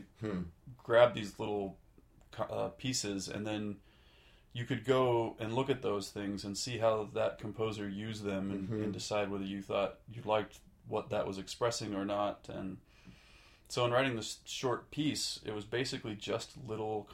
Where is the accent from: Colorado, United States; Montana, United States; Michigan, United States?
Montana, United States; Polson; I grew up in western Montana. Some people might know where Missoula, Montana is, but I grew up about an hour north of Missoula, Montana, in a town called Polson, Montana.